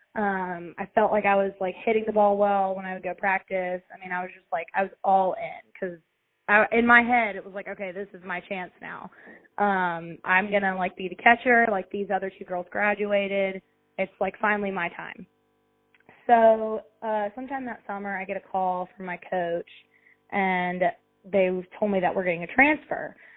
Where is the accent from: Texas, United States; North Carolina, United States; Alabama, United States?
Alabama, United States; Tuscaloosa; so I grew up in Tuscaloosa, Alabama, where the University of Alabama is